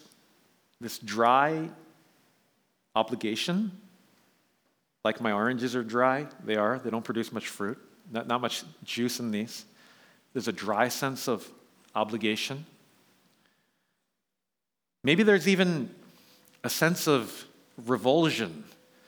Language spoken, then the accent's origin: English; New York City, New York, United States; now in Bay Area, United States; I grew up in New York City, lived in Manhattan